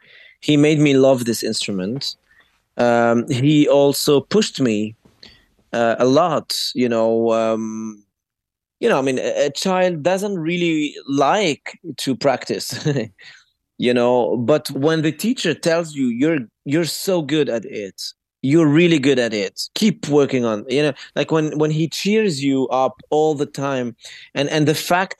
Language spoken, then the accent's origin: English; Paris, Île-de-France, France; also born or lived in Beirut, Lebanon; I was born in Beirut, as you said. The hospital was being bombed while my mother was giving birth. So there was a need for my family to escape as soon as possible. So when they went to France and to Paris